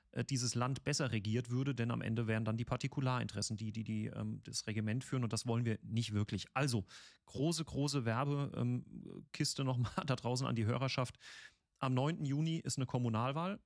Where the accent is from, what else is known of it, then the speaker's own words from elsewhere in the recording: Mannheim, Baden-Württemberg, Germany; moved away; wo ich herkomme, also Mannheimer Bub